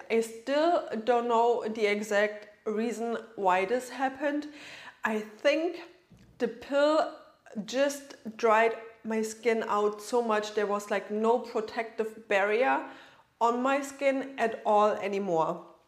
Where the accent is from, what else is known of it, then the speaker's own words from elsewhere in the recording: Germany; moved away as an adult; now in Florida, United States; I'm originally from Germany, right? But I live in Florida right now